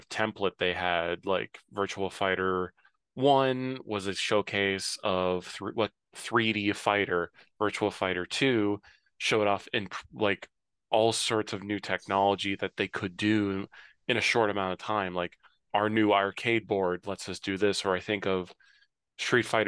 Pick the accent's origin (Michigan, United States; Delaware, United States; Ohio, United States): Ohio, United States; Cincinnati; I grew up in Cincinnati, in downtown